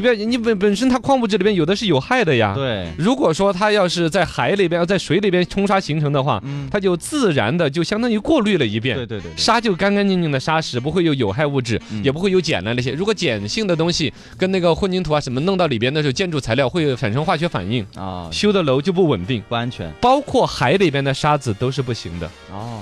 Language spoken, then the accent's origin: Chinese; Weiyuan, Sichuan, China; moved away; 我们老家威远那边